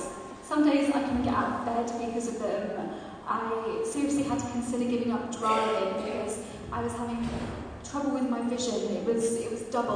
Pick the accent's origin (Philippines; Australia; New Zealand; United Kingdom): United Kingdom; Kent, South East England; now in Leamington Spa, United Kingdom; I live in Leamington Spa, but I'm originally from Kent.